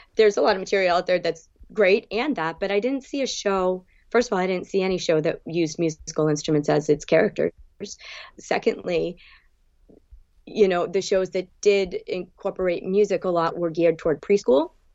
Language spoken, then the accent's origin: English; New England, United States; moved away as an adult; also born or lived in Bridgewater / New York / Gulf Shores, Alabama; now in South Florida, United States; growing up in New England